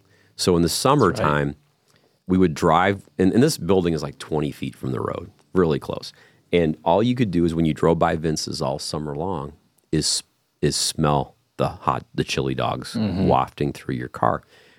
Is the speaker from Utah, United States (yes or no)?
no; Monroe, Michigan, United States; So I grew up in Monroe, a town called Monroe, Michigan, and from our house, you had to drive down this one particular road to go into the city every time.